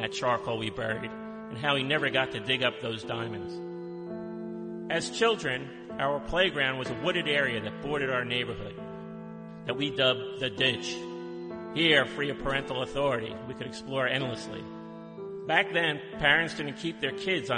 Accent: Howell, New Jersey, United States; growing up in Howell

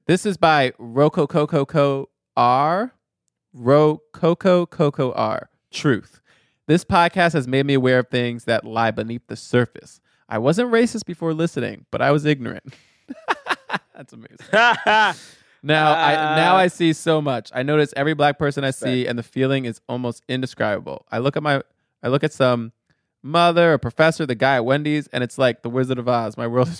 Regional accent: Chicago, Illinois, United States; I have mixed feelings of this movie because I'm from Chicagoland area

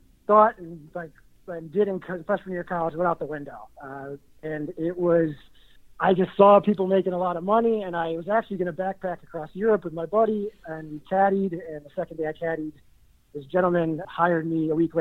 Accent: Dunmore, Pennsylvania, United States; now in Weehawken, United States; So I was born in Scranton, Pennsylvania, a little town outside it called Dunmore.

